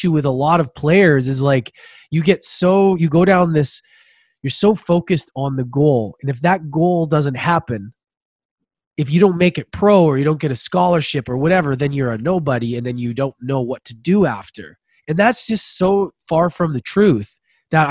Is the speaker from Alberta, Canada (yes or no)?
yes; Edmonton, Alberta, Canada; I grew up in Edmonton